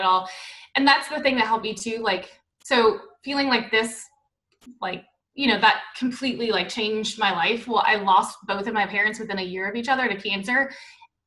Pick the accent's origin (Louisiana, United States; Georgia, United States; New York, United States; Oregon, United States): Louisiana, United States; New Orleans; moved away; we're from New Orleans